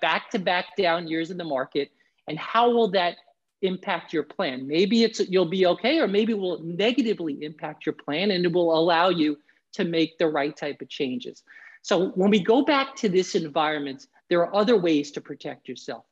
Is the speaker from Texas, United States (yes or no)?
no; New York City, New York, United States; moved away as an adult; now in Florida, United States; I'm originally from the New York area, New York City